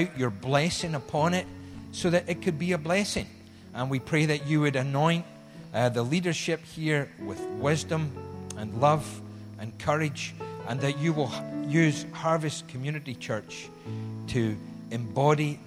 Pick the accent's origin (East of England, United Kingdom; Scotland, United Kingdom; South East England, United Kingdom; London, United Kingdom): Scotland, United Kingdom; moved away; also born or lived in Glasgow; we're Scottish